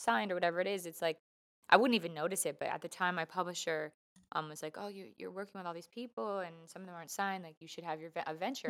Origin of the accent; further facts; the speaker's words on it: Canada; also born or lived in Vancouver / Toronto; I love being Canadian